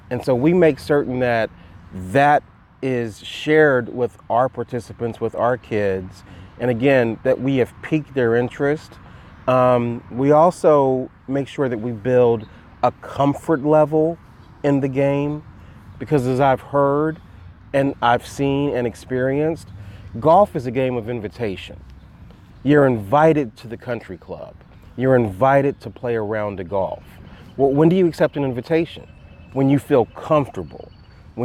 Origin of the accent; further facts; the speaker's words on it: Dayton, Ohio, United States; I grew up in Dayton, Ohio